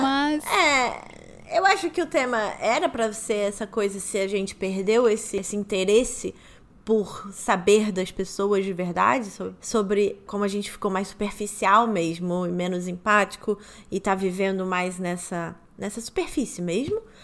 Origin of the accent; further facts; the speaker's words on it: Rio de Janeiro, Brazil; moved away as an adult; now in São Paulo, Brazil; Eu morei lá 24 anos, eu fui criada lá, nascida e criada no Rio de Janeiro